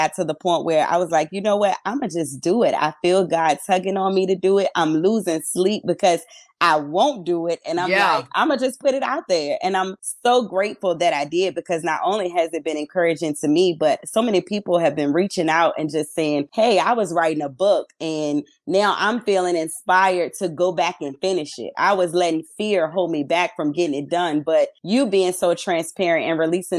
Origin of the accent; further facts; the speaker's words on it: Petersburg, Virginia, United States; I am from Petersburg, Virginia